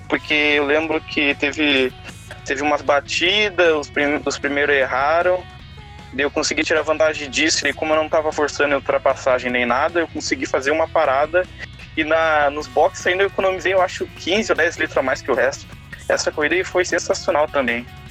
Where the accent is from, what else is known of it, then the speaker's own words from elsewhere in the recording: Novo Hamburgo, Rio Grande do Sul, Brazil; sou do estado do Rio Grande do Sul, mais especificamente da cidade de Novo Hamburgo